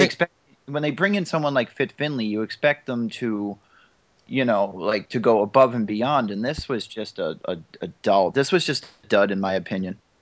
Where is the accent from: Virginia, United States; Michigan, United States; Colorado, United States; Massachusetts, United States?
Massachusetts, United States; Boston; I am from Boston